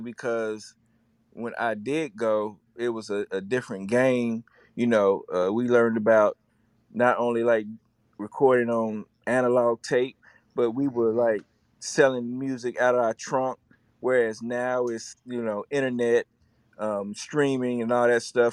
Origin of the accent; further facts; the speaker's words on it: Chattanooga, Tennessee, United States; I hail from Chattanooga, Tennessee.